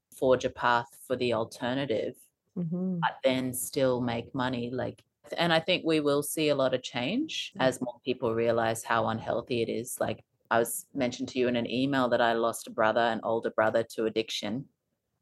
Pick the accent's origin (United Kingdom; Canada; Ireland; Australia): Australia; Townsville, Queensland; now in Sunshine Coast, Australia; We grew up in Townsville